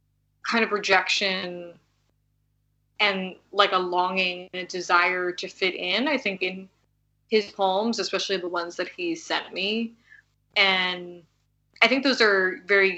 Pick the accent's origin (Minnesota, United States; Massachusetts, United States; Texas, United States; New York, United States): New York, United States; I was born and raised in New York